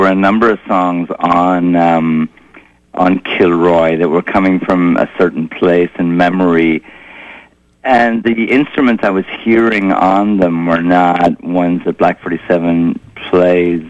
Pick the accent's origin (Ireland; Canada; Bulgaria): Ireland; moved away as an adult; now in New York, United States; growing up in Ireland and the scene in Ireland in the 70s and then coming over here and living in New York on the Lower East Side